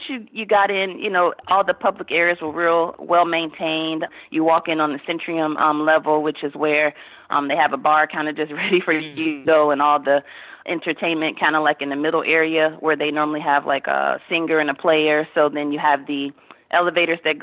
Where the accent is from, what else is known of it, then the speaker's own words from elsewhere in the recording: D.C., Virginia, United States; I am from Virginia area outside of Washington, D.C.